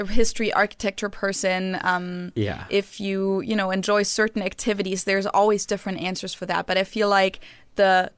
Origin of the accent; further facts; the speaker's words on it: Munich, Bavaria, Germany; I grew up in Munich, so like I'm familiar with the Bavarian dialect.